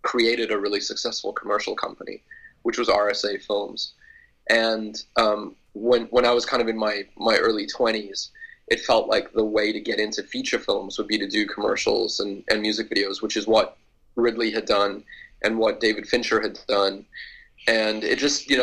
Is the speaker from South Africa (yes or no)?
yes; South Africa; moved away as an adult; now in Canada; I grew up in South Africa, and I think up until about the time that I moved to Canada